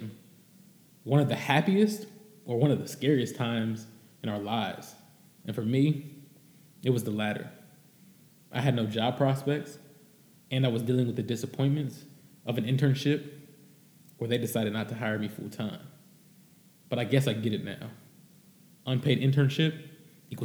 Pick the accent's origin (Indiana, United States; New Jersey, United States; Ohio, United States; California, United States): Ohio, United States; Cincinnati; I grew up in Cincinnati, Ohio, living what some would call the American dream